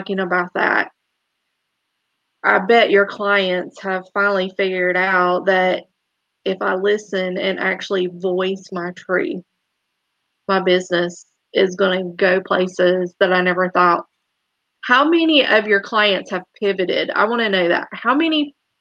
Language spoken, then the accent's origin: English; the South, United States; growing up in the South